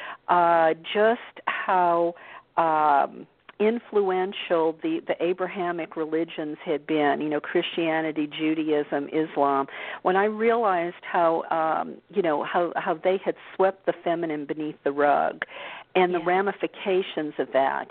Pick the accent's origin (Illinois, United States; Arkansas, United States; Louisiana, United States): Louisiana, United States; New Orleans; moved away; also born or lived in California; I grew up in the Bible Belt of New Orleans, and most of us were Catholic there